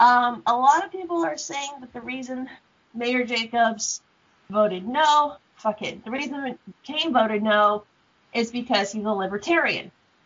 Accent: United States; I'm from Knox County, and we're told that if we don't do this, we will get fined anywhere between $50 to $500, depending on the area.

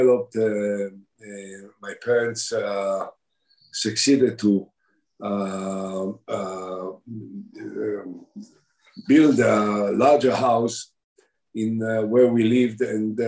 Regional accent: Binyamina, Haifa District, Israel; also born or lived in Shuni; I grew up subsequently in a nearby, my parents moved after the creation of the State of Israel, they moved into Binyamina

